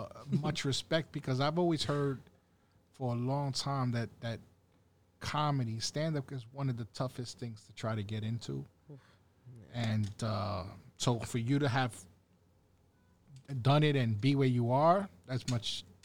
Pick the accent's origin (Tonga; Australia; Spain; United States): United States; New York City, New York; we're from Brooklyn